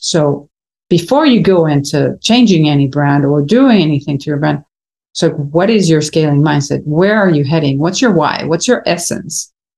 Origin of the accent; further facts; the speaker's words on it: Venezuela; moved away as an adult; also born or lived in United States; now in Miami, United States; born and raised in Venezuela